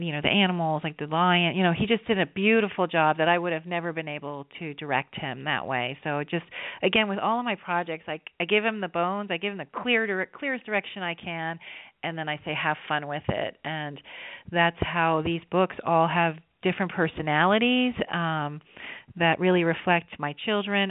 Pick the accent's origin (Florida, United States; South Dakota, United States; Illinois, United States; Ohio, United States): Florida, United States; South; I grew up in South Florida